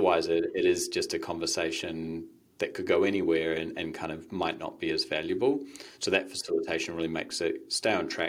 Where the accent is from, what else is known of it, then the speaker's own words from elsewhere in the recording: Waiheke Island, Auckland, New Zealand; moved away; also born or lived in United States; I grew up on Waiheke and then went to America